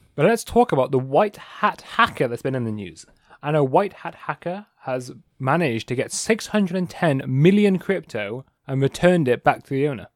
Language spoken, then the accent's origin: English; England, United Kingdom; I'm English.